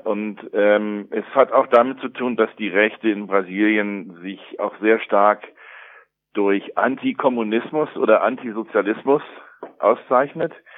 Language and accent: German; United States; also born or lived in Germany; now in Brazil; wie bei mir in den USA aufgewachsen ist